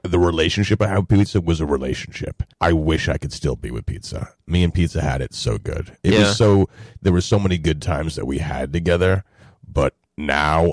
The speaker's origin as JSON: {"language": "English", "town": "New York City", "region": "New York", "country": "United States", "tie": "born or raised there", "also_born_or_lived": "Boston", "moved": "as an adult", "said": "growing up in Brooklyn"}